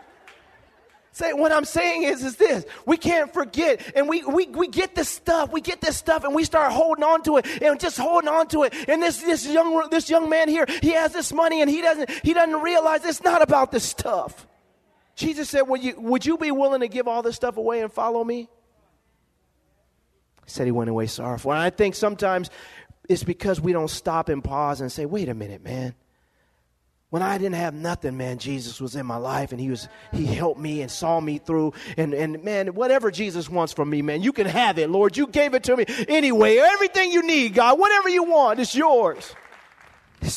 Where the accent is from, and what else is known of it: Lompoc, California, United States; born or raised there